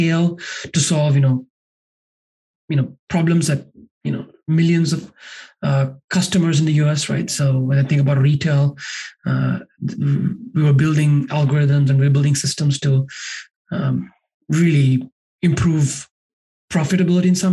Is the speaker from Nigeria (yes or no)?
no; Sri Lanka; moved away as an adult; now in United States; I grew up in Sri Lanka, and that's where I'm originally from.